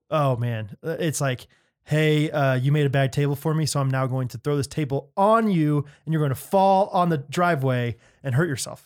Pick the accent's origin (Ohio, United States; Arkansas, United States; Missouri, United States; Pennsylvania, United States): Missouri, United States; Strafford; I'm from Stratford, Missouri